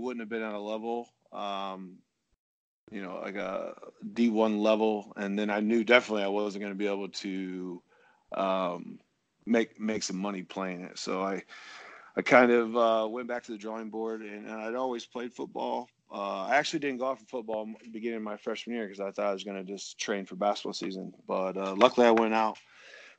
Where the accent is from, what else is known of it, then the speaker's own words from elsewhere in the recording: Iowa, United States; I was obviously growing up in Iowa